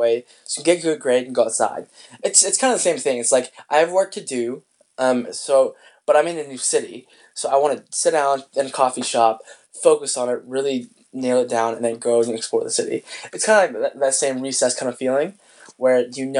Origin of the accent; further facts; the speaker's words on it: Spokane, Washington, United States; moved away; I was in my hometown of Spokane, Washington